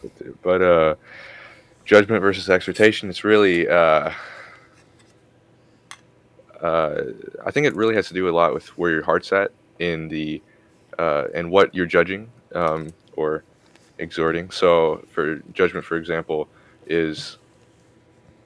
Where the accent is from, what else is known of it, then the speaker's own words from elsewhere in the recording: Missouri, United States; I'm from America, Missouri